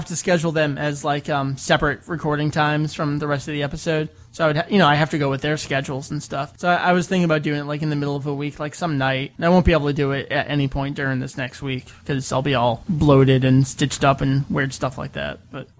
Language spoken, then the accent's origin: English; Canada; I'm Canadian, eh?